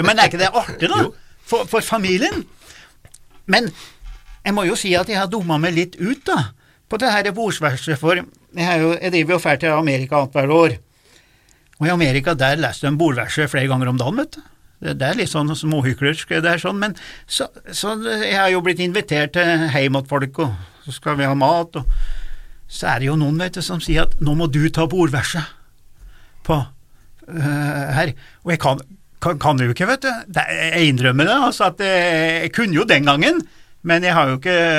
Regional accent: Stjørdal, Trøndelag, Norway; der jeg vokste opp òg

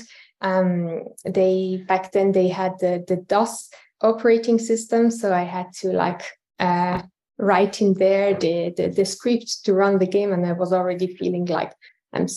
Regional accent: Tehran, Tehran Province, Iran; moved away as an adult; now in Luxembourg; I'm originally from Iran. I was born in Tehran. And I left Iran about 11 years ago in 2012

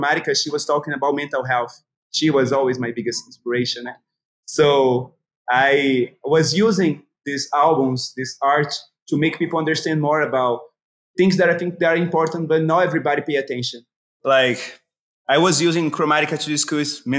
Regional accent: Itabuna, Bahia, Brazil; I was born in Itabuna, a small city in the interior of Bahia

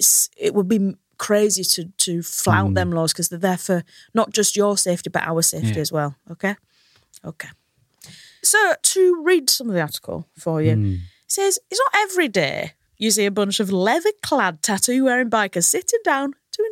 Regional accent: United States; Hull, Alabama, I hope, as I'm from the United States.

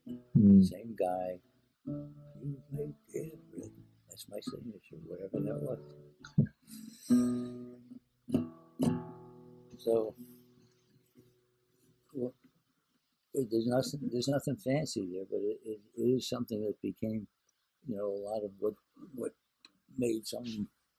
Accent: New York area, United States; I'm from New York area

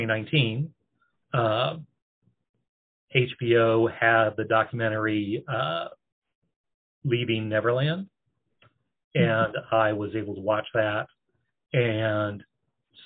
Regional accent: Oregon, United States; moved away as an adult; also born or lived in East Coast; I'm originally from Oregon

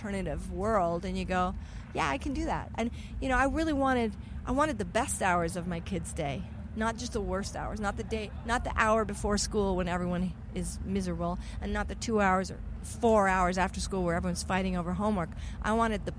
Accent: Colorado, United States; moved away; also born or lived in Los Angeles; I was from Colorado

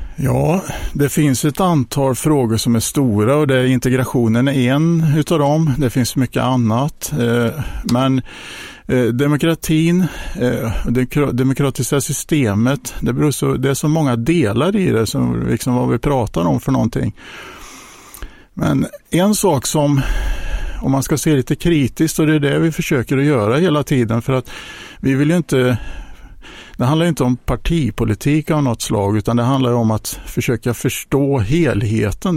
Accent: Hjo, Västra Götaland, Sweden; har växt upp i Jo, ehm, den största delen av mitt liv, eh, bott en liten period i Jönköping

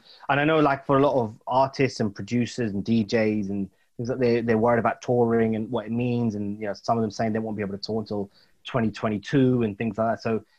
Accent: United Kingdom; Plus, I'm British too, right?

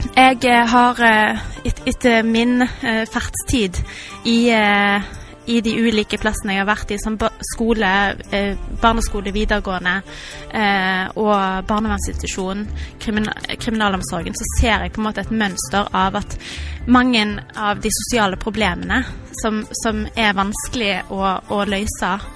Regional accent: Haugalandet, Rogaland, Norway; moved away as an adult; now in Stavanger, Norway; jeg er opprinnelig fra Haugalandet

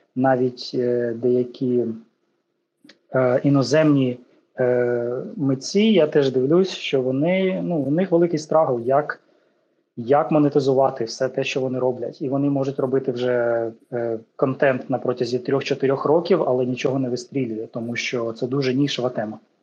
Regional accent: Ukraine; я з України

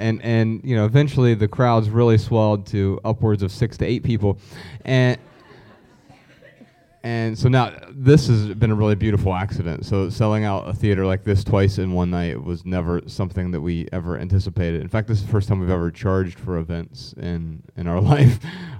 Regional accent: Dayton, Ohio, United States; moved away as an adult; So, yeah, I spent the first 31 years of my life there and absolutely love the city

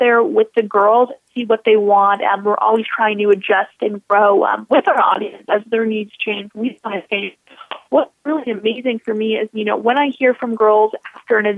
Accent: Buffalo, New York, United States; growing up in Buffalo

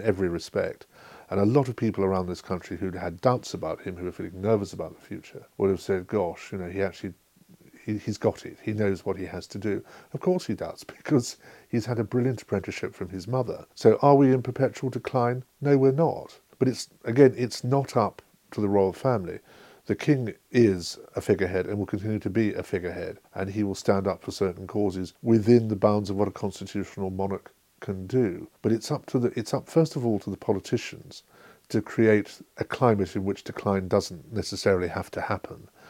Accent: England, United Kingdom; as an Englishman

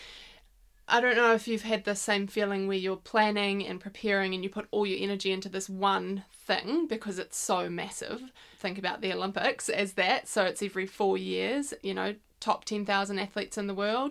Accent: Whangarei, Northland, New Zealand; growing up in Whangarei

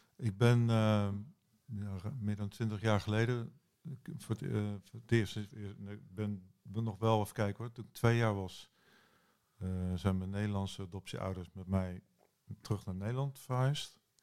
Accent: New Zealand; ik ben geboren in Nieuw-Zeeland

